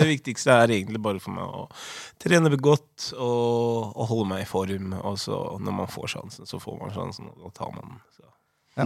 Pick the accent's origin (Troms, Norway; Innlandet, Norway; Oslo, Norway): Oslo, Norway; moved away as an adult; født og oppvokst i Oslo. Eh, fra Holmlia. Utkanten av Oslo.